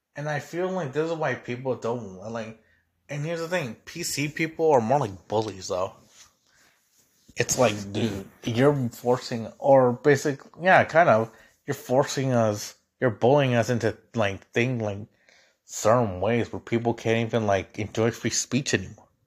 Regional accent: Mexico; now in United States; as a Mexican. And keep in mind, I got naturalized, so I'm a U S citizen

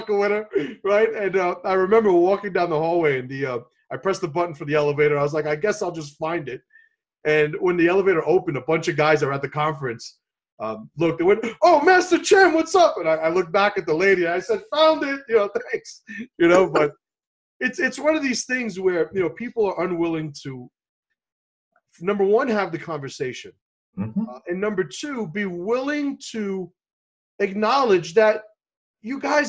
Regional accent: New York City, New York, United States; My father's from Puerto Rico, and I grew up in the South Bronx

